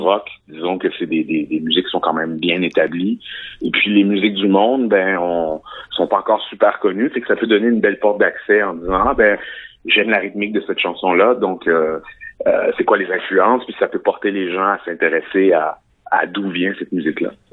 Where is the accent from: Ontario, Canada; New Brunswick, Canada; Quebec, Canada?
Quebec, Canada; je suis né au Québec dans une petite ville